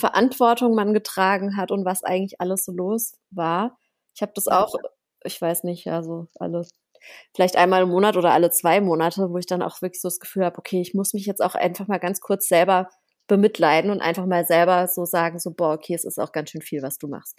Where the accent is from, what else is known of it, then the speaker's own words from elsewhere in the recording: Germany; bei uns in Deutschland